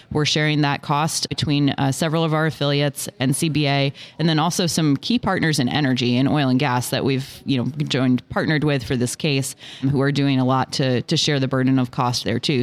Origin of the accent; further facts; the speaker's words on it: Washington, District of Columbia, United States; I grew up in Washington, D.C.